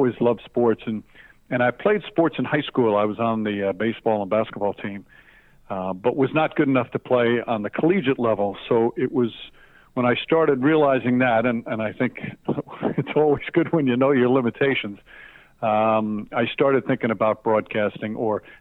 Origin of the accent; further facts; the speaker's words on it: Yonkers, New York, United States; I grew up in Yonkers, New York